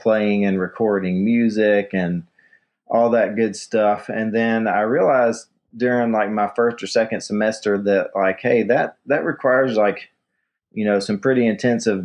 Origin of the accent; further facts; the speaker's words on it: Kingsport, Tennessee, United States; now in Asheville, United States; I grew up in East Tennessee, a town called Kingsport